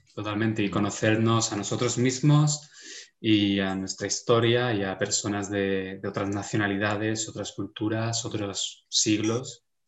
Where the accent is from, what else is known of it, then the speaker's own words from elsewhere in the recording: Spain; Como español